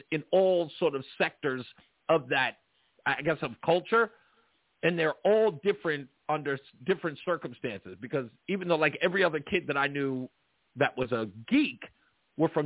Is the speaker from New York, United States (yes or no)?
yes; New York City, New York, United States; I grew up in Hollis, Queens